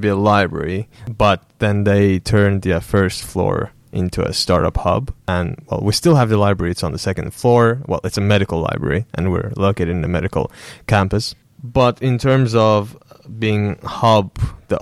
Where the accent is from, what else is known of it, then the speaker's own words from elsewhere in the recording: Azerbaijan; moved away as an adult; also born or lived in South Korea; now in Finland; I'm from Azerbaijan.